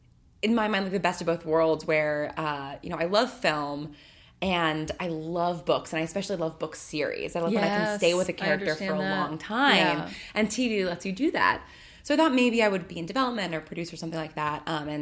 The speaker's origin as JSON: {"language": "English", "region": "suburbs of New York", "country": "United States", "tie": "born or raised there", "also_born_or_lived": "Manhattan, New York / Bay Area, California", "said": "And then came back to the suburbs of New York. And I grew up there and really, really small high school. So, and you know, very, very small town."}